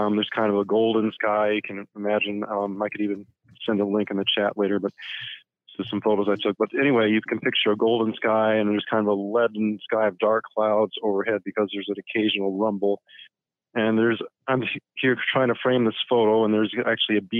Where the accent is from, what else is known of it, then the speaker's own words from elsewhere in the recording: Florida, United States; I grew up in Florida, where there's all sorts of electrical storms